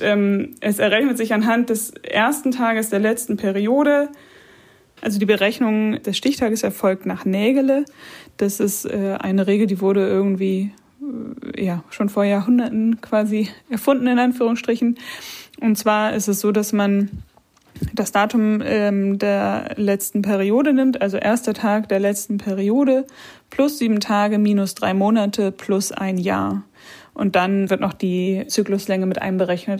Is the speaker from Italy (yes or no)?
no; Germany; bei uns in Deutschland